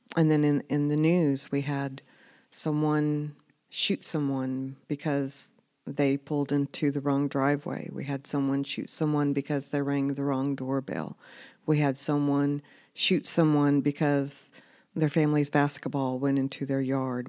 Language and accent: English; United States; as an American citizen